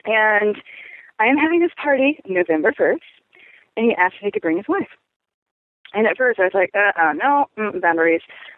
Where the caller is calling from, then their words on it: Portland, Oregon, United States; I'm calling from Portland, Oregon